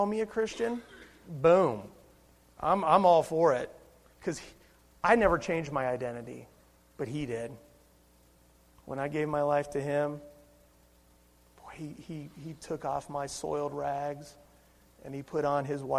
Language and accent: English; Cincinnati, Ohio, United States; I was born and raised in Cincinnati, Ohio. I am an Ohioan.